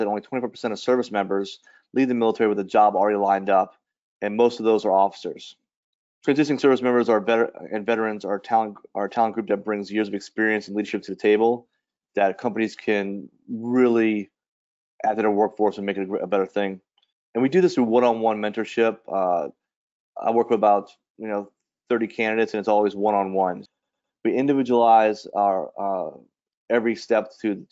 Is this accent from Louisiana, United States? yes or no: yes; New Orleans, Louisiana, United States; moved away as an adult; I grew up in New Orleans and joined the service in 1991